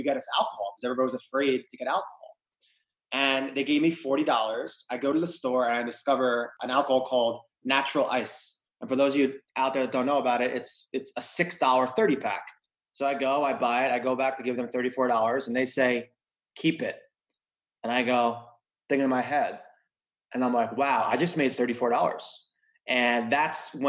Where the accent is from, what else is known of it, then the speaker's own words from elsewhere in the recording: Long Island, New York, United States; moved away as an adult; also born or lived in Los Angeles; I came from Long Island. I grew up in an upper middle class family